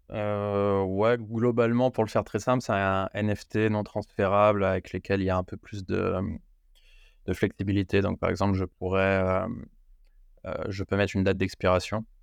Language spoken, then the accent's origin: French; France; je peux révéler que je, suis je ne suis pas américain sans révéler que je suis français.